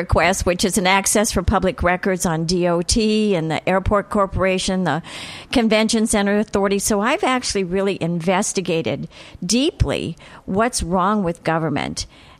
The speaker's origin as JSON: {"language": "English", "region": "Ohio", "country": "United States", "lives_now": "Rhode Island, United States", "said": "I'm actually from Ohio originally, which gives me a different perspective on Rhode Island than most folks"}